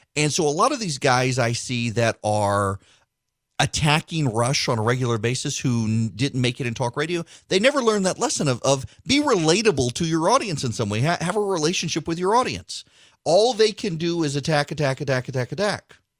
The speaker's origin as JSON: {"language": "English", "region": "Dubai", "country": "United Arab Emirates", "tie": "born or raised there", "moved": "yes", "said": "when I grew up in Dubai"}